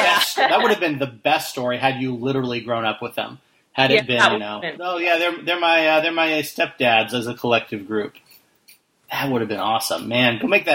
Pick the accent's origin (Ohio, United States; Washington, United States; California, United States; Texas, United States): Washington, United States; Spokane; also born or lived in Seattle, Washington; I'm from Spokane. Yeah. And, grew up in both Seattle and Spokane.